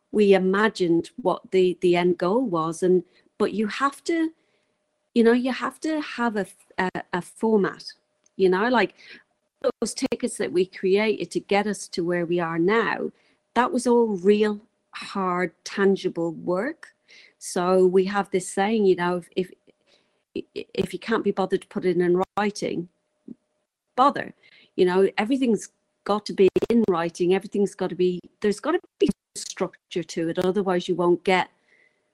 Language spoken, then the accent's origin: English; Ireland; also born or lived in England; now in New Zealand; I grew up in Ireland